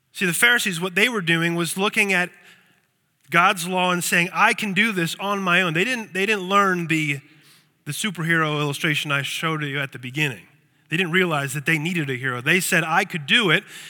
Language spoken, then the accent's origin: English; Lancaster, Pennsylvania, United States; I grew up in Lancaster, Pennsylvania